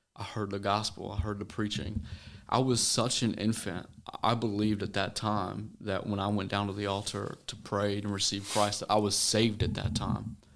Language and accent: English; Pleasant Hill, Missouri, United States; I'm from a small town called Pleasant Hill, Missouri. Um, you probably tell it by my accent, but, and my dad's from Tennessee, so I got a blend of both worlds.